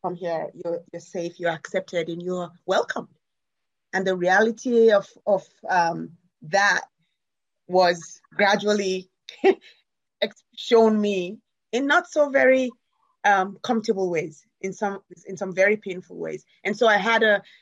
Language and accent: English; Sierra Leone; now in United States; When I came from Sierra Leone, after having run away from the war and other terrible things that had happened, not just to me, and found myself in America